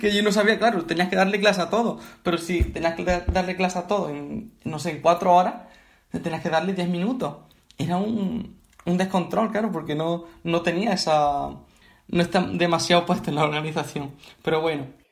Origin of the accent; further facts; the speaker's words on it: Bailén, Andalusia, Spain; yo soy de Bailén, de Andalucía, y aquí hay mucha tradición de bandas